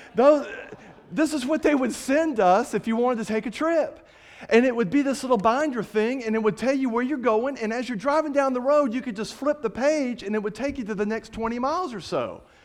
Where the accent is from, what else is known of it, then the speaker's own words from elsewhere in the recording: Fort Walton Beach, Florida, United States; moved away as an adult; also born or lived in Kentucky; now in Montgomery, United States; I'm from Florida